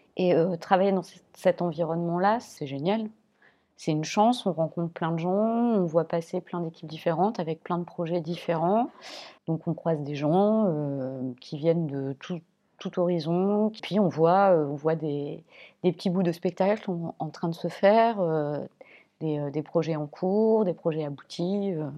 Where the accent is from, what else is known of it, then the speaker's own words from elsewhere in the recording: Clermont-Ferrand, Auvergne-Rhône-Alpes, France; Je viens de Clermont-Ferrand qui, à l'époque, était une ville plutôt orientée sur le théâtre